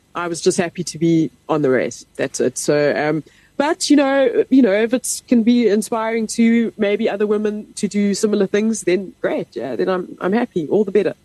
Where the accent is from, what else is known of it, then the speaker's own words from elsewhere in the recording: Pretoria, Gauteng, South Africa; moved away as an adult; I grew up in Pretoria